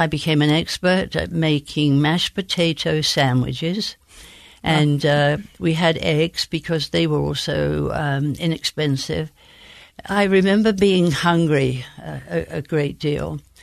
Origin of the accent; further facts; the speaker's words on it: Bromley, London, United Kingdom; accent: Queen's English; now in United States; I was born in Bromley in the county of Kent